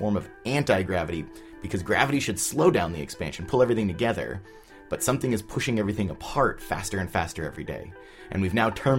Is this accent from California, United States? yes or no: yes; Southern California, United States; I grew up in Southern California.